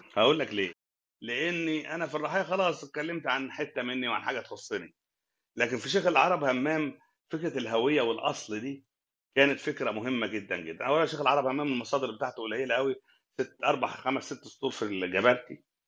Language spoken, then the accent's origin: Arabic; Sohag, Sohag Governorate, Egypt; moved away as an adult; now in Cairo, Egypt; من اول ما جيت القاهره من الصعيد